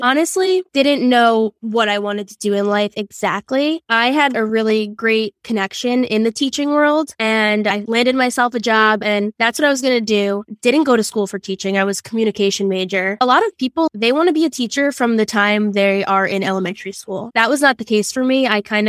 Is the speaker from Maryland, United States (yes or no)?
no; Long Island, New York, United States; I am 24. I'm from Long Island, New York.